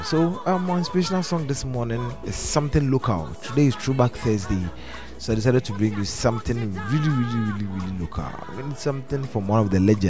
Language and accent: English; Ghana; as young Ghanaians